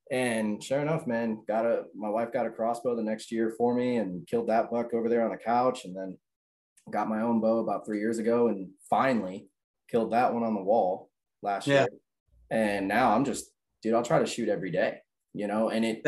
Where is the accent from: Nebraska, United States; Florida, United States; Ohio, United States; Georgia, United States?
Georgia, United States; Lawrenceville; I grew up in Lawrenceville. So that's 30 minutes from Alpharetta, you know, that whole North Fulton area.